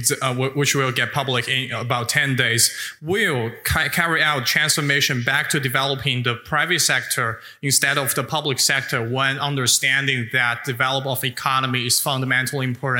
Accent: China; now in Stanford, United States; I am … from China and currently a master's student at Center of East Asian Studies in Stanford.

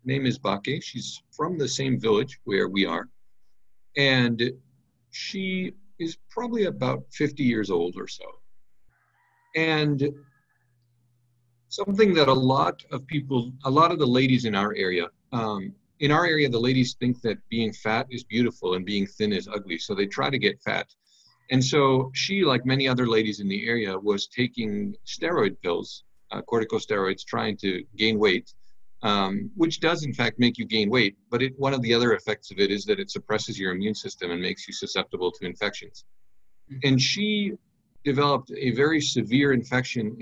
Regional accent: United States; moved away as an adult; now in Benin; I'm an American

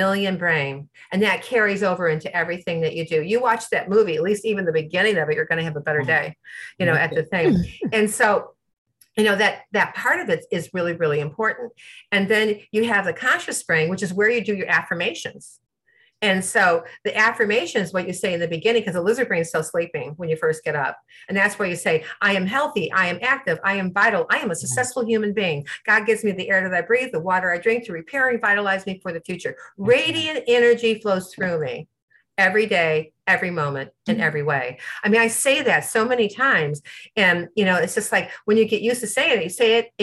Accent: Midwest, United States; I'm from the Midwest. We talk to everybody

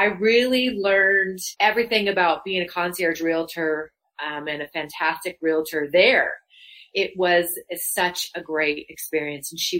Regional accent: Louisville, Colorado, United States; moved away as an adult; also born or lived in Los Angeles, California; I'm a native. I grew up in Louisville

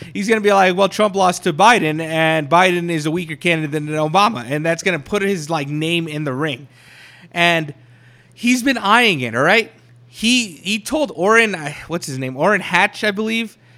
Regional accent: Colorado Springs, Colorado, United States; my hometown, all right? In Colorado Springs

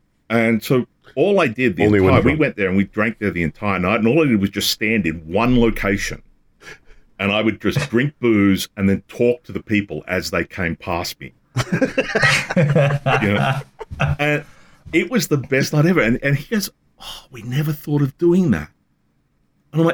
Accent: the South, United States; This is like, I come from the South.

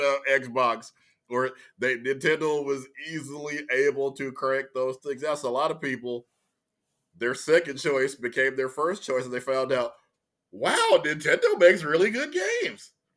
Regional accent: Louisiana, United States; moved away; also born or lived in Texas; I was from Louisiana, I was born in, it, it, they've changed the name since, but I was born at Confederate Memorial Hospital

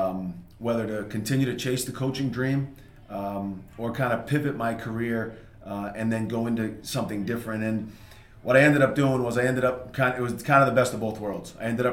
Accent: North Andover, Massachusetts, United States; I grew up in North Andover. That's obviously the tie that I have to the Youth Center. And I had a great experience growing up in North Andover Public Schools. Went to Atkinson Elementary, North Andover Middle School, and then through the high school.

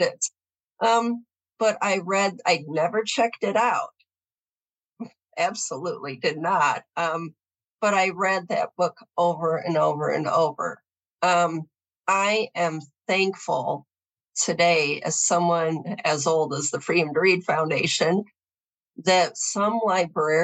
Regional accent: Southwest Michigan, United States; I grew up in Southwest Michigan. It's the Bible Belt of the Midwest, in a mid-sized suburb

